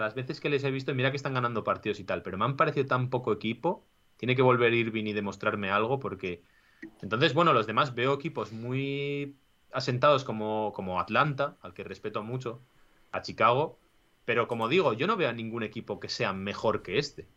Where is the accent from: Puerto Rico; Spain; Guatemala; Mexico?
Spain; San Sebastián, Basque Country; yo que soy de Donosti